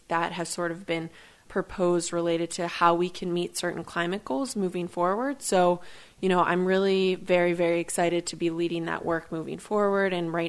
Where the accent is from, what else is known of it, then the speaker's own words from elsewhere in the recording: Pittsburgh, Pennsylvania, United States; also born or lived in Seattle / Philadelphia; I'm born and raised in Pittsburgh, and I also went to grad school here at Carnegie Mellon.